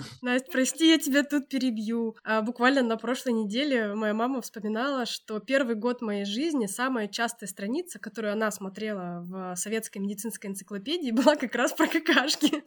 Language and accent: Russian; Altai Krai, Russia; also born or lived in Moscow; восемь лет назад я вернулась из Москвы на Алтай